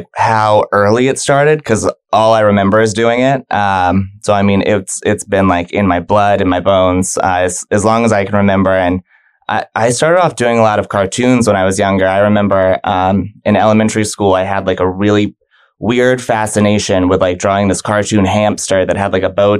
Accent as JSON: {"language": "English", "town": "Virginia Beach", "region": "Virginia", "country": "United States", "lives_now": "Tampa, United States", "said": "So I was up there for about 15 years. Okay. My dad was in the military, so we moved around a lot."}